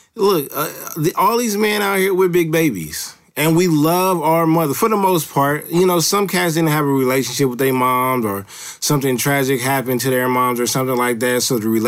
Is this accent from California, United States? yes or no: yes; Los Angeles, California, United States; I live close to Los Angeles now, but I'm from Los Angeles